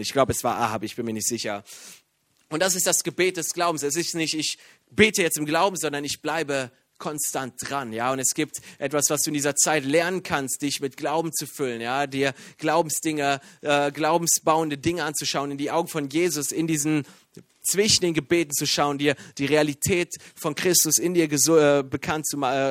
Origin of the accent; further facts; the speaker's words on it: Iran; now in Germany; bin Iraner